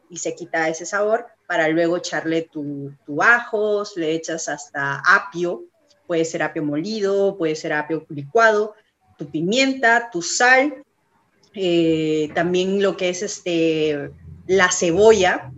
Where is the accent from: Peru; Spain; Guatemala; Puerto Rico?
Peru; moved away as an adult; now in California, United States; nosotros nos identifica como peruanos